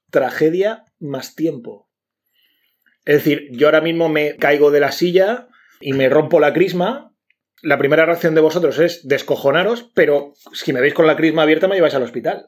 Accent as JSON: {"language": "Spanish", "region": "Region of Murcia", "country": "Spain", "said": "los murcianos no nos reímos como los madrileños"}